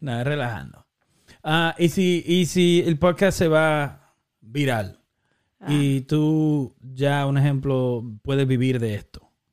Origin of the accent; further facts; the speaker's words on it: Santo Domingo, Distrito Nacional, Dominican Republic; Y nos criamos en Santo Domingo